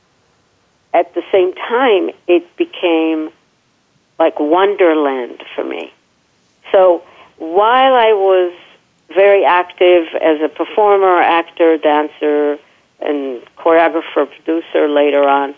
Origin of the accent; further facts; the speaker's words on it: Israel; moved away; born and raised in Israel